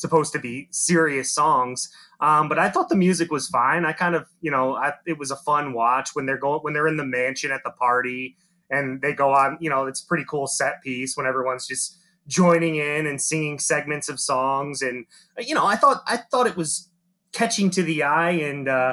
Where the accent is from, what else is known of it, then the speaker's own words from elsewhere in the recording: United States; being American